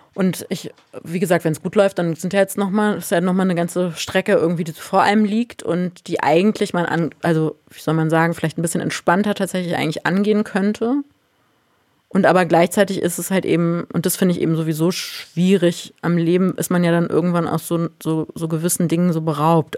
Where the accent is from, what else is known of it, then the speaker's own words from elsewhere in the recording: Berlin, Germany; dass ich hier in Berlin als Berlinerin sitze